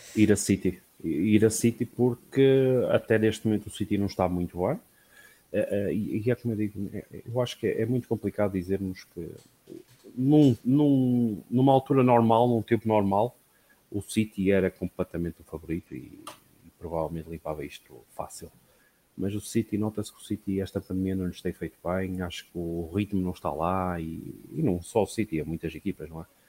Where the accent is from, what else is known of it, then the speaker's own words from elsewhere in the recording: Portugal; sendo português